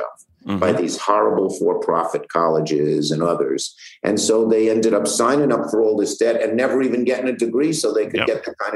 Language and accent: English; New York City, New York, United States; I'm from Brooklyn